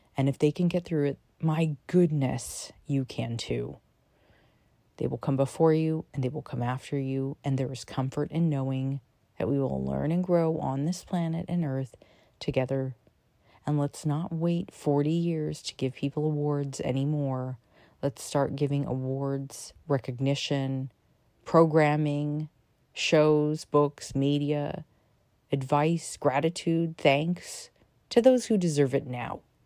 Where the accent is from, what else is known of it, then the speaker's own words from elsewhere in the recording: United States; I am American